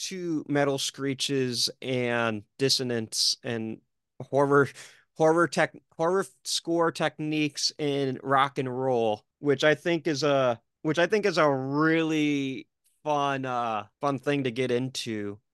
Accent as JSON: {"language": "English", "town": "Detroit", "region": "Michigan", "country": "United States", "said": "I'm being from Detroit"}